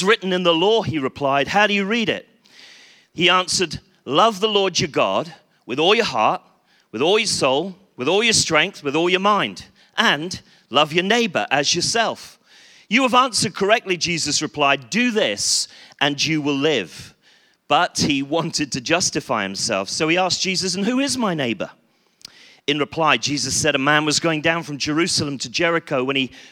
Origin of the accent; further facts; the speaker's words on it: Bristol, South West England, United Kingdom; I come from Bristol